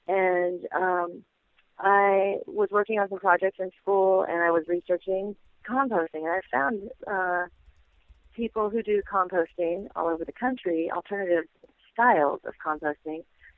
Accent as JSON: {"language": "English", "town": "Tacoma", "region": "Washington", "country": "United States", "lives_now": "Olympia, United States", "said": "I'm from Tacoma, Washington, which is, I don't know, 30 miles or so from here, but had never really spent any time in Olympia."}